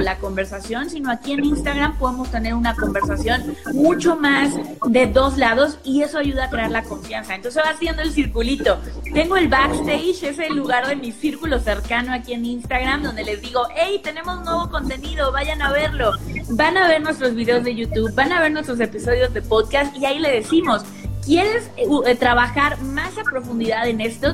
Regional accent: Mexico; soy mexicana, tengo 30 años

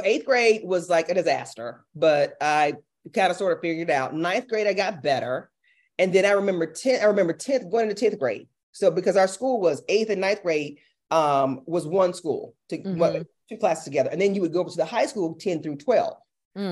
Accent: Milledgeville, Georgia, United States; Athens is only 45 minutes from my hometown.

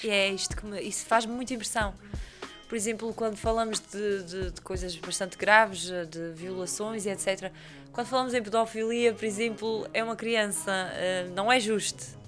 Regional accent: São Mateus da Calheta, Azores, Portugal; sou de São Mateus, eu cresci com aquela peixaria

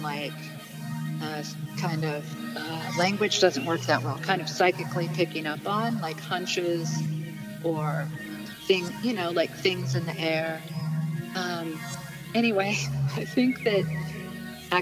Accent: Mount Shasta, California, United States; now in Vermont, United States; I grew up in Mount Shasta, California

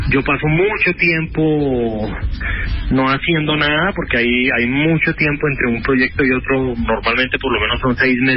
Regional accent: Colombia

